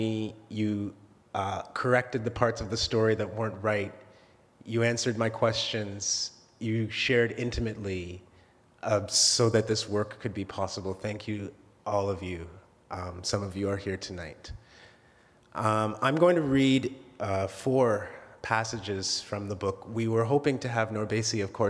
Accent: Oshawa, Ontario, Canada; also born or lived in Alberta; We moved from Alberta to Ontario when I was 5 years old and settled in Oshawa

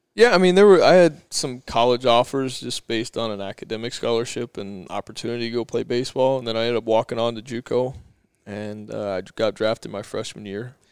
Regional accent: Chandler, Arizona, United States; I grew up here in, in Arizona in Chandler

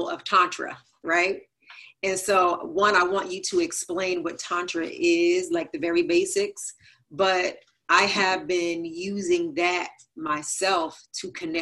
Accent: New Jersey, United States; moved away; I'm from Jersey

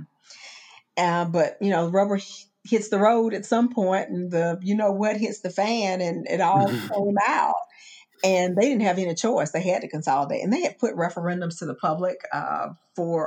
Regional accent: Augusta, Georgia, United States; moved away as an adult; Augusta is my hometown

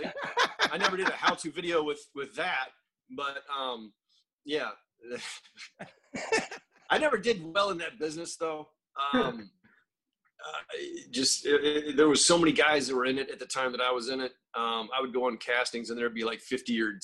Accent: Northwest Florida, United States; moved away; I'm from Northwest Florida

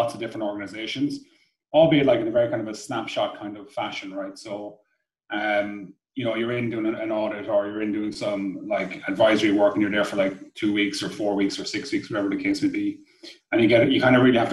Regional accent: Cork, Munster, Ireland; also born or lived in Dublin; move back to Cork from Dublin, back to the real capital

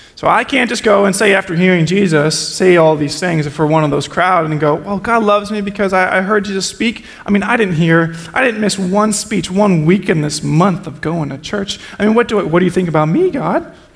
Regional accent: New Jersey, United States; I'm from Jersey. We're just judgmental people.

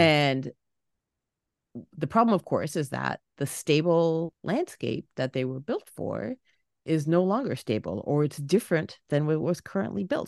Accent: Toronto, Ontario, Canada; moved away; my hometown of Toronto

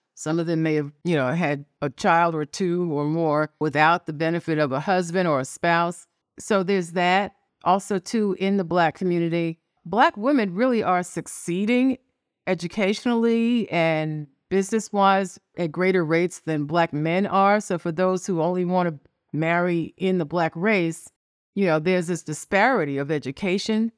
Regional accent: New York City, New York, United States; I was born in New York City. I'm an only child. I grew up poor in Washington Heights, uh, part of New York City.

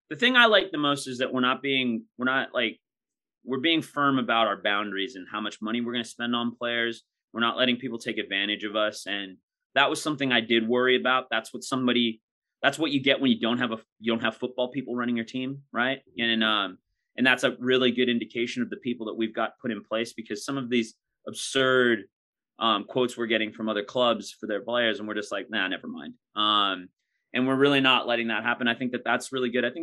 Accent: United States; especially being American.

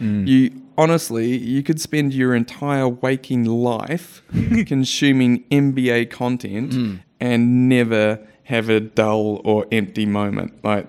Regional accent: New Zealand; Now, as a Kiwi, I have a soft spot for OKC just because of Stephen Adams.

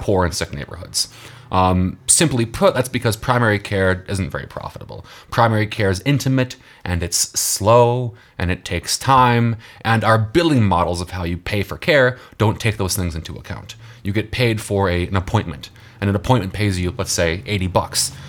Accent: Texas, United States; my home state of Texas

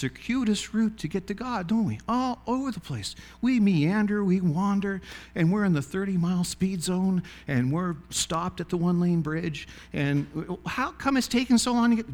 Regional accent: Glenwood, Nova Scotia, Canada; moved away; my hometown, which was a village of about 50 people called Glenwood

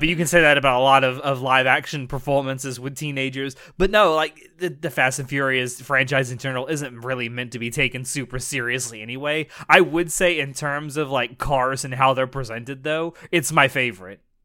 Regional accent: the South, United States; I'm from the South in the United States

